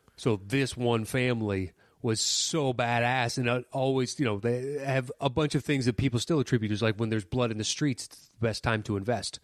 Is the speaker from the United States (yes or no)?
yes; United States; as an American